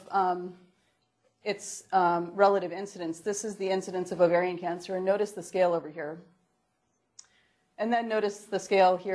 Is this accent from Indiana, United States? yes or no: no; Rochester, New York, United States; Uh, Rochester, New York.